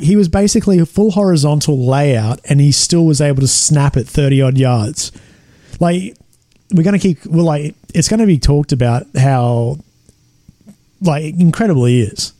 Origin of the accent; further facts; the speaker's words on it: 45 minutes from Blackwater, Central Highlands, Queensland, Australia; this is 45 minutes away from my hometown